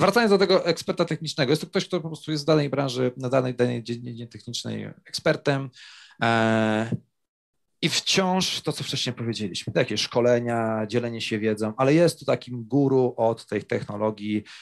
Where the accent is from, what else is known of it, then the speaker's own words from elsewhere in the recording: Kraków, Lesser Poland, Poland; Ja akurat jestem, e, e, z Krakowa